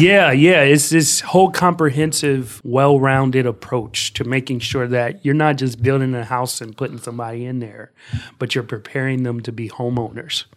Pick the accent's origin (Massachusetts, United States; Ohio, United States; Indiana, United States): Ohio, United States; Columbus; I grew up here in Columbus, Ohio